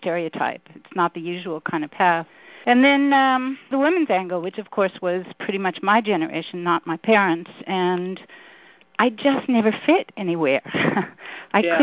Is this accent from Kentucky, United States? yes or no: no; New York City, New York, United States; I grew up in Brooklyn, New York